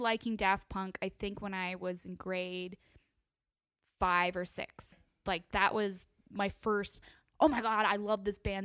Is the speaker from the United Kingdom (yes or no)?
no; Toronto, Ontario, Canada; I grew up in Toronto, Ontario, Canada.